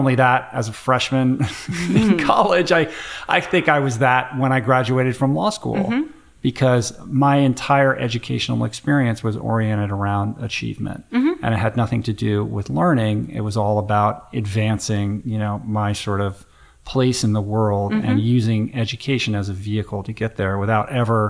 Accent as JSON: {"language": "English", "town": "Washington", "region": "District of Columbia", "country": "United States", "tie": "born or raised there", "said": "I grew up in Washington, D.C., and I can remember vividly, you know, every car is a Volvo with a bumper sticker on the back of what school the kid goes"}